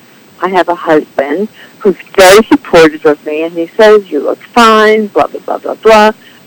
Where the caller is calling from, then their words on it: North Hills, California, United States; I'm calling from North Hills, California.